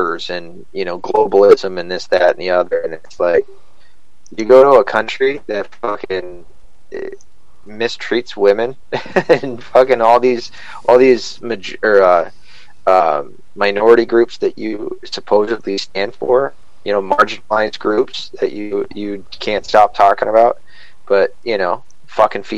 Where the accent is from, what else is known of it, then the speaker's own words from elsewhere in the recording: Scotland, United Kingdom; I'm Scottish